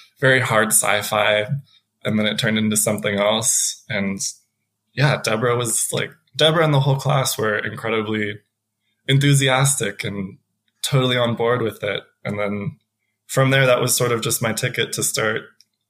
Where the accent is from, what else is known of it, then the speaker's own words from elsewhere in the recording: Denver, Colorado, United States; also born or lived in Columbia Falls, Montana; now in Montana, United States; I grew up primarily in Denver, and so right at the edge of the Rockies